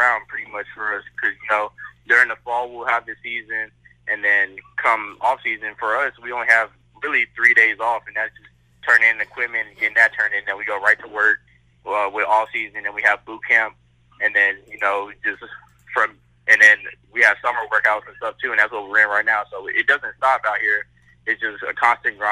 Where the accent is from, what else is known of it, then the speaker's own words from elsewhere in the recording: San Antonio, Texas, United States; also born or lived in New York; I was born in New York, but I moved down to Texas 6 weeks after that. So I'm pretty much from here. You know, I just love the city of San Antonio